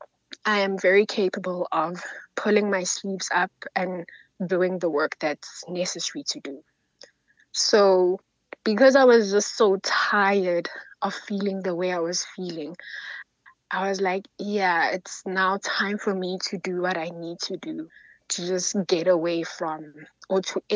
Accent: South Africa; it's hard being a South African woman.

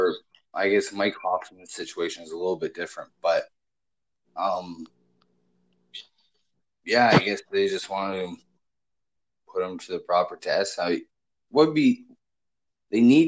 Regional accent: Canada; We're both from Canada

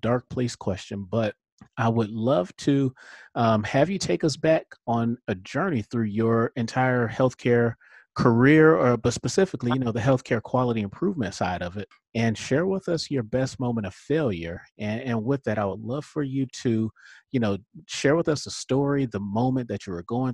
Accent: Miami, Florida, United States; I am from South Florida. I am from Miami, born and raised

